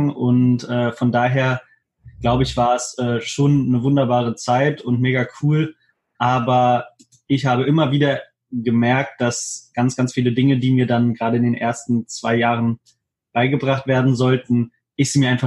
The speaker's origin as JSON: {"language": "German", "town": "Hannover", "region": "Lower Saxony", "country": "Germany", "said": "ich bin 25 Jahre alt, ich komme aus Hannover"}